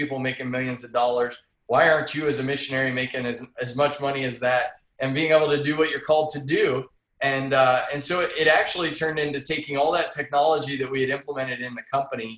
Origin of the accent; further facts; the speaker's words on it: Massillon, Ohio, United States; Massillon, Ohio, the home of the Tigers, Paul Brown.